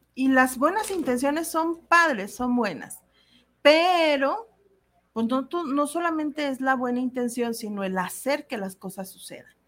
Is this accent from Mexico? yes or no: yes; Mexico; como sociedad mexicana